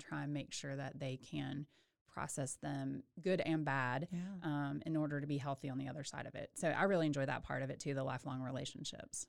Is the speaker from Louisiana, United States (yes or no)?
no; Waco, Texas, United States; also born or lived in Houston / Birmingham, Alabama; I am a local girl. I grew up in Waco, um, graduated from Lorena High School